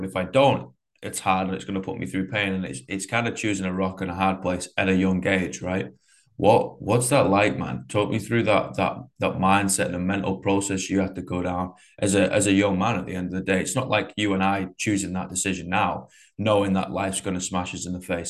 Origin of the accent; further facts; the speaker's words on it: Manchester, North West England, United Kingdom; I'm from Manchester.